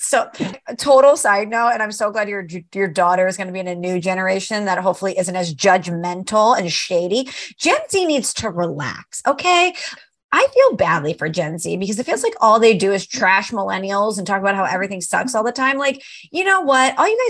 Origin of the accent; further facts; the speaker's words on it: New York, United States; I'm a New Yorker. I'm a city girl.